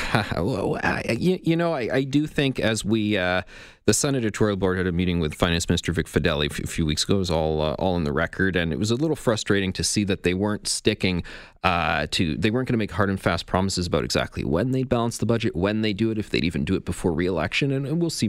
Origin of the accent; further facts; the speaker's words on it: Ontario, Canada; The small town that I grew up in in Ontario